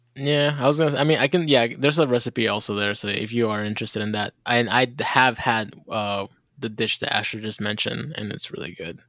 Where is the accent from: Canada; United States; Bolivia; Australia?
Bolivia; we also have a dish in Bolivia